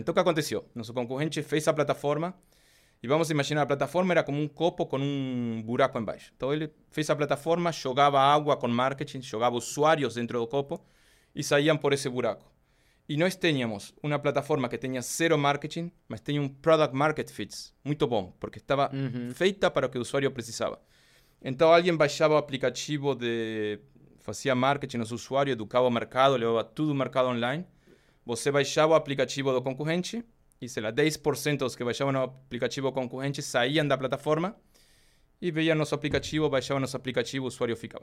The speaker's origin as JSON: {"language": "Portuguese", "country": "Argentina", "second_language": "Portuguese", "moved": "as an adult", "lives_now": "Brazil", "said": "Eu, pelo sotaque, obviamente, eu sou argentino. é, eu comecei a viajar em bicicleta na Argentina, desde que era pequeno"}